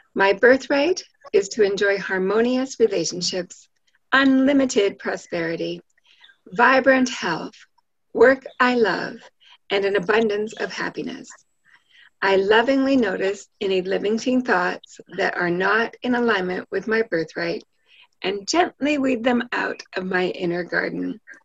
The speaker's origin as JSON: {"language": "English", "country": "Canada", "said": "I'm an I'm a Canadian"}